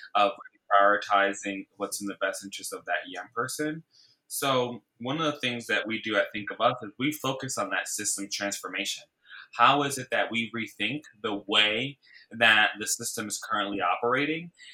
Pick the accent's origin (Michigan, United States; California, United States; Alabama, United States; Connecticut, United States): Connecticut, United States; Bridgeport; now in New York City, United States; I grew up in Bridgeport, Connecticut, which is about 60 miles outside of New York City, where I live now